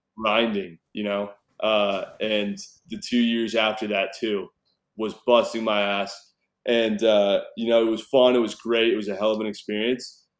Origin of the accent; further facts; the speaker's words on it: Newport Beach, California, United States; moved away as an adult; also born or lived in Fort Worth, Texas / Reno, Nevada / Las Vegas, Nevada; now in Texas, United States; where I grew up in Newport Beach, California